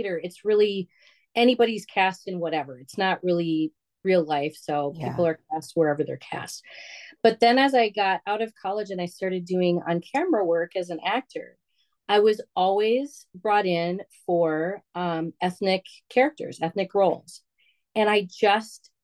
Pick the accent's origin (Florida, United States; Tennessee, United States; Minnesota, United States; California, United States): Minnesota, United States; Bloomington; also born or lived in Wisconsin; I grew up in Bloomington, Minnesota